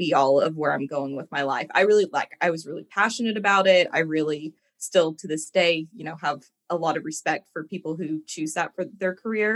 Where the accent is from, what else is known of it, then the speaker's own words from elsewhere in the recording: Evansville, Indiana, United States; moved away as an adult; now in Louisville, United States; I live in Louisville, Kentucky. I'm originally from Evansville, Indiana.